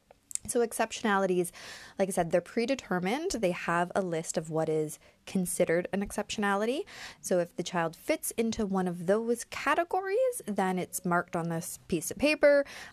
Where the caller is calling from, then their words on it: Ontario, Canada; Now, I'm speaking from Ontario, Canada, so this is where my information will be coming from.